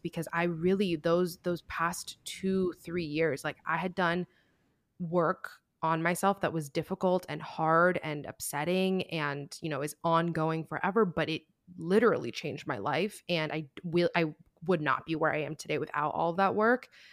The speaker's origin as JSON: {"language": "English", "town": "Miami", "region": "Florida", "country": "United States", "also_born_or_lived": "New York", "moved": "as an adult", "said": "we're both from Miami"}